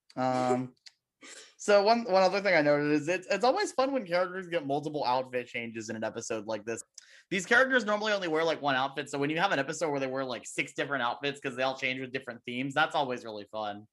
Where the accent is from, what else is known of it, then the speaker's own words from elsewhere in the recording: Las Vegas, Nevada, United States; moved away; I'm from Vegas